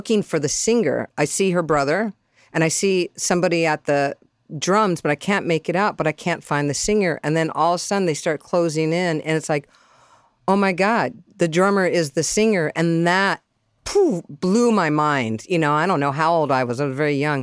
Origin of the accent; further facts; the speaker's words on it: San Diego, California, United States; I was raised in San Diego